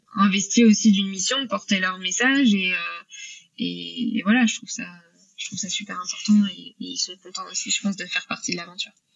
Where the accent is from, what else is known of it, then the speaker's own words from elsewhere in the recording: Normandy, France; je suis originaire de Normandie, euh, là où où j'ai grandi